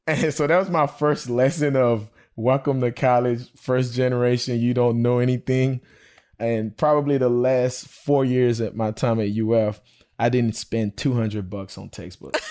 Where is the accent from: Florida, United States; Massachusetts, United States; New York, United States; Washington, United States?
Florida, United States; Belle Glade; I'm a product of the public school education, um, growing up in Belglade.